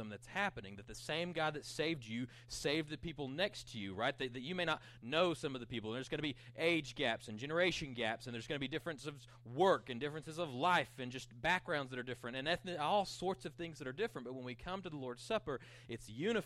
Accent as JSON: {"language": "English", "town": "Panhandle", "region": "Texas", "country": "United States", "tie": "born or raised there", "said": "I grew up in Panhandle"}